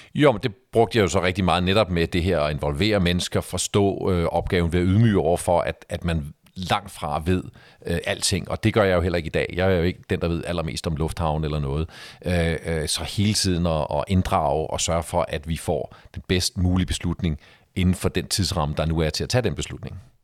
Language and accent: Danish; Denmark; vi som danskere